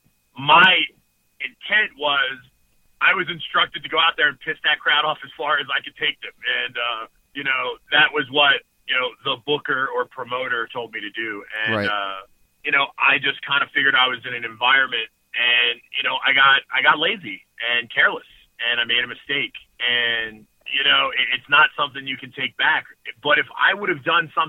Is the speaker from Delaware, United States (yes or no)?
yes; Delaware, United States; I grew up in Delaware